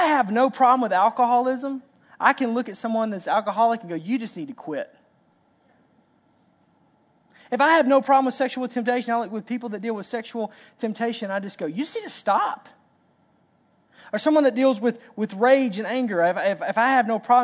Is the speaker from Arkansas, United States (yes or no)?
yes; Arkansas, United States; I'm from Arkansas